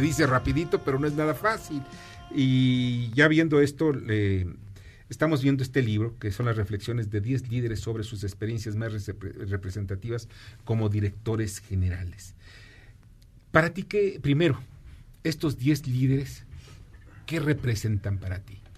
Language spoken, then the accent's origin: Spanish; Mexico; also born or lived in Mexico City; como mexicano